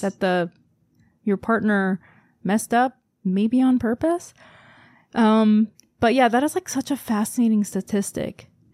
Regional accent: South Korea; moved away; I'm from Korea

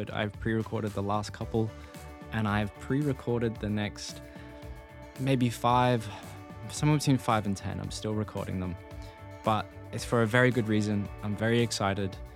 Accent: Australia; this comes back to some corny marketing from a cereal company I always heard growing up in Australia.

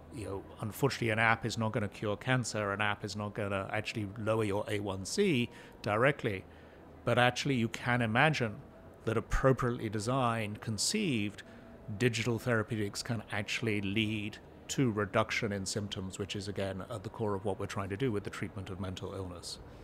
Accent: New Jersey, United States; As you can tell from my accent, I'm a native New Jerseyan, which is where I live

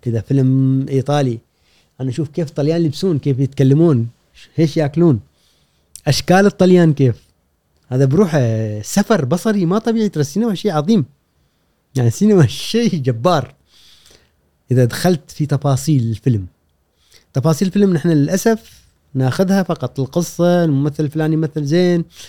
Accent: Oman; moved away as an adult; also born or lived in Jordan / Iraq; تركت الدراسه وطلعت من عمان وهاجرت

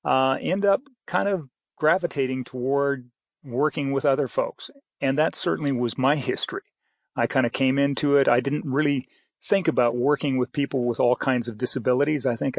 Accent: Idaho, United States; born there; also born or lived in Canada; I was born in Idaho, but I lived in Canada a good portion of my life. Some of my family is up there, and so I kind of moved back and forth.

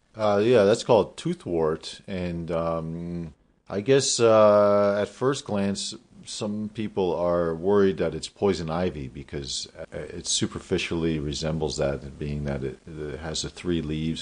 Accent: Damascus, Pennsylvania, United States; born or raised there

